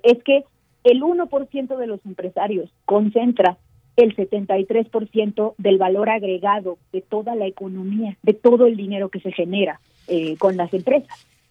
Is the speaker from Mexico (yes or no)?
yes; Mexico; soy mexicana